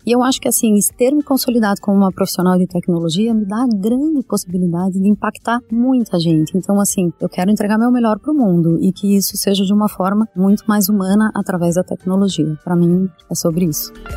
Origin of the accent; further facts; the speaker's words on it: Curitiba, Paraná, Brazil; moved away; sou curitibana